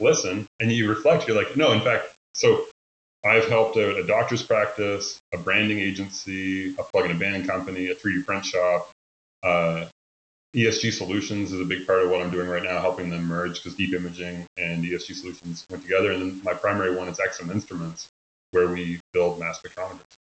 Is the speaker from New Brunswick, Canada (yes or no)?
no; Nova Scotia, Canada; moved away as an adult; also born or lived in Ontario / Denver / Houston / Tulsa; born and raised in Nova Scotia until I wasn't anymore, and I went to Ontario to school.